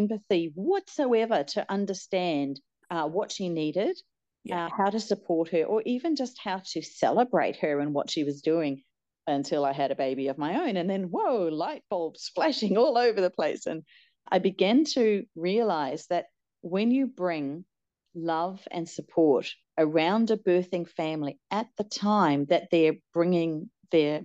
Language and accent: English; New Zealand; moved away as an adult; also born or lived in Hong Kong / China; now in Australia; I was born here in Australia. Then I went to New Zealand when I was 4 with my parents, grew up there, did my nurse's training there.